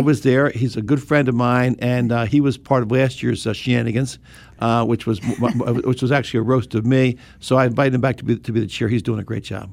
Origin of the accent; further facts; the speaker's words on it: Bethesda, Maryland, United States; I grew up in Bethesda, right here in Bethesda